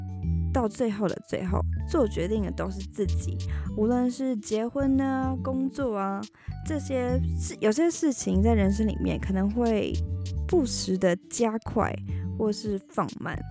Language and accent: Chinese; Taipei, Taiwan; now in United States; 我觉得一开始超级不习惯的，因为我在台北的家，然后跟这边的环